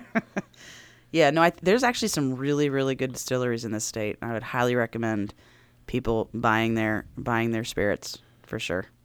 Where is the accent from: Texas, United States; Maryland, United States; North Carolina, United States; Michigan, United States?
Maryland, United States; Silver Spring; moved away as an adult; also born or lived in New York City; I was born and raised in Maryland, uh, grew up, grew up in Montgomery County, grew up in Silver Spring